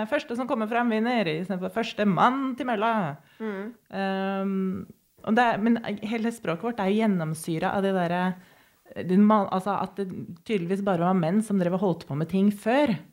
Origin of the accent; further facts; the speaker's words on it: Norway; Jeg er norsk.